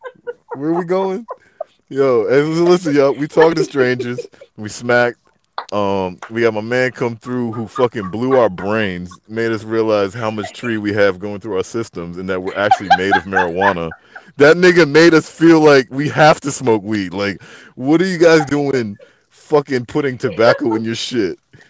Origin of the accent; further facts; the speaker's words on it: Philadelphia, Pennsylvania, United States; I'm from Philadelphia. You better say, I'm from Philly, Philly.